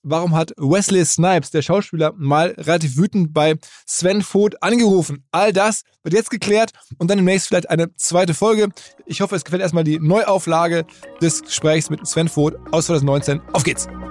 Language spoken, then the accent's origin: German; Essen, North Rhine-Westphalia, Germany; in Essen, meiner Heimatstadt